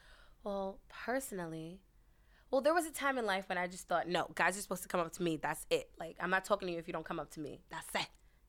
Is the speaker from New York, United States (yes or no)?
yes; New York City, New York, United States; You know we're from Queens, too?